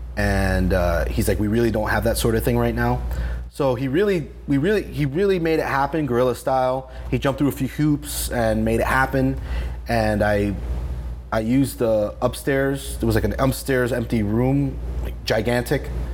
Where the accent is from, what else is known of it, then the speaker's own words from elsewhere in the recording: Miami, Florida, United States; moved away as an adult; also born or lived in New Jersey / Baltimore; when I was seven, we moved back here